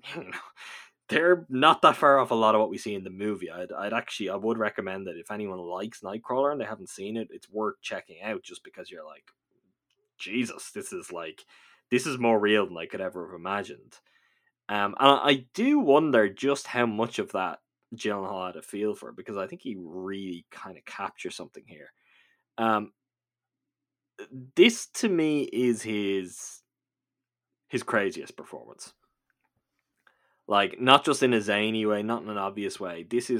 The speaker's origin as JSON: {"language": "English", "region": "California", "country": "United States", "tie": "born or raised there", "said": "I grew up in Southern California, and at night you could hear them howling sometimes"}